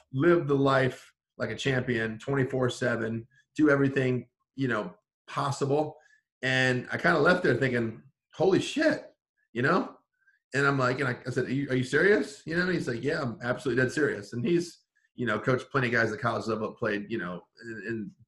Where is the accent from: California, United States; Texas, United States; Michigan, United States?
Michigan, United States; Paw Paw; my hometown of Paw Paw, Michigan